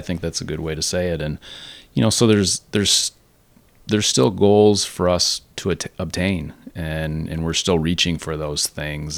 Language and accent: English; Naperville, Illinois, United States; born and raised in Naperville